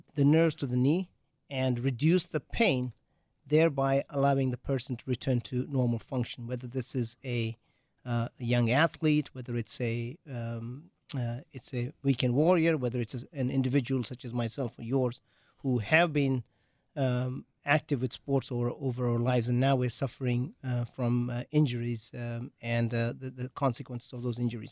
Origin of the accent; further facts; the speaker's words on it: England, United Kingdom; moved away as an adult; also born or lived in Wales / Green Bay / Appleton; now in Milwaukee, United States; I grew up in England